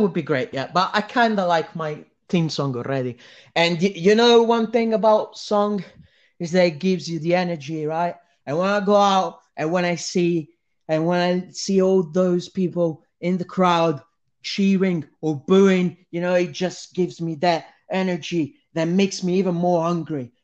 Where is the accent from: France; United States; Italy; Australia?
Italy; I'm Italian